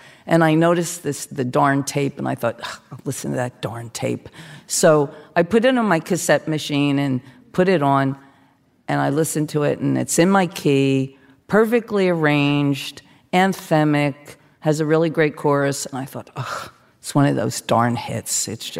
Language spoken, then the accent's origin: English; New Jersey, United States; Bruce is from like a different part of New Jersey than me, and he's sort of in the middle, and I'm from South Jersey